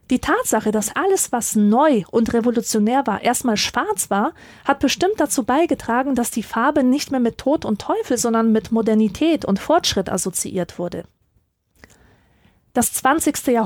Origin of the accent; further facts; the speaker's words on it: Silesian Voivodeship, Poland; born there; Ich bin in Oberschlesien geboren, einer ehemaligen Hochburg der Kohleindustrie, und ich kenne den Anblick zu gut, dass Wohnhäuser von Ruß geschwärzt sind